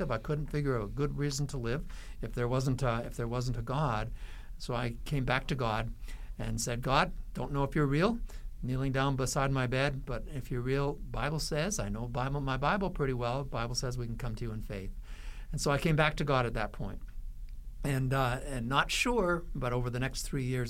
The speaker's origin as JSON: {"language": "English", "region": "Western Canada", "country": "Canada", "tie": "born or raised there", "said": "Growing up in Western Canada, there were very few individuals that I knew outside of my own church and my own family that were Christians"}